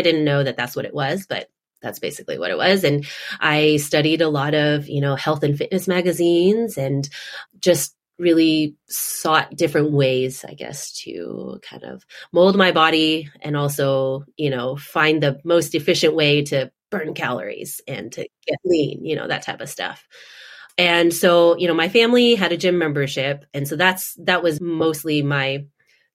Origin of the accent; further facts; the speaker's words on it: Houston, Texas, United States; moved away as an adult; also born or lived in Austin, Texas / Orange County, California / Boston area; now in Boston, United States; my sister and I, we were born and raised in Houston, Texas